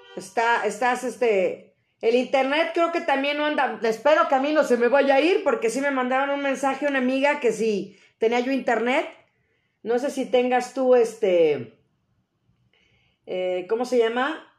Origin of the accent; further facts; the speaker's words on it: Mexico; tener nosotros nuestra cultura arraigada como buenos mexicanos